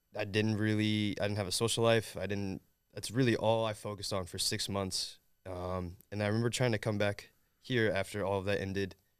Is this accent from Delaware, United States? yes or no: no; Southern Indiana, United States; I'm from Southern Indiana